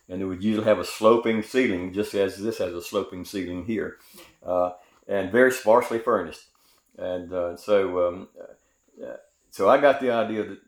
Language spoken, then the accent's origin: English; Greenville, South Carolina, United States; I grew up in Greenville, South Carolina, in the San Susie community on Bailey Street